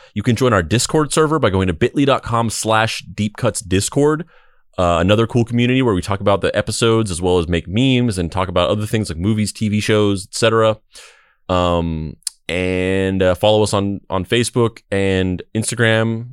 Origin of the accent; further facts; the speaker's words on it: Roswell, New Mexico, United States; moved away; also born or lived in Bakersfield, California; I grew up in Roswell, New Mexico, uh, but I also lived